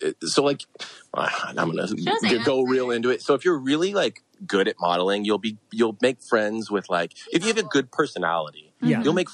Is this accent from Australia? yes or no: no; San Francisco, California, United States; I grew up in the Bay Area.